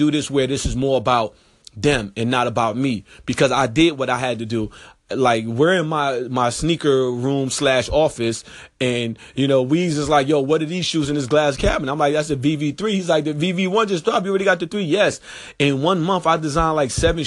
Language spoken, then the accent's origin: English; New York, United States; moved away; dudes that I grew up with in New York